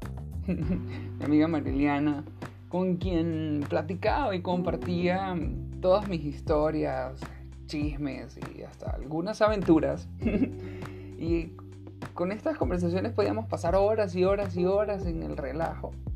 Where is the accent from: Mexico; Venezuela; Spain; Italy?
Venezuela; soy venezolano